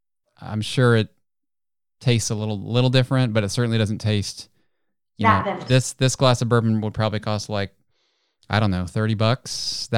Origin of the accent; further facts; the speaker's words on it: Chillicothe, Ohio, United States; moved away as an adult; also born or lived in Cincinnati, Ohio; now in Dallas, United States; But yeah, Chillicothe. So I'm a few hours to your west and a little to the south.